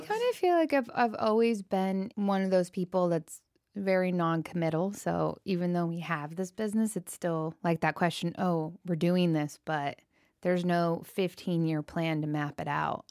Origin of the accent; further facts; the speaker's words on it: Aptos, California, United States; Kate and I grew up in Northern California, and we were in a very rural area outside of Santa Cruz called Aptos, and literally our street that we grew up on was a horse ranch